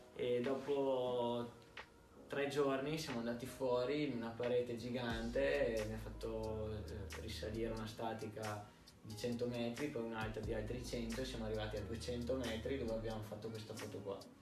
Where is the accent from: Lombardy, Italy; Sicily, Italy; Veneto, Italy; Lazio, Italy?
Veneto, Italy; Verona; also born or lived in Florence; sono di Verona, sono cresciuto a Verona e nato a Firenze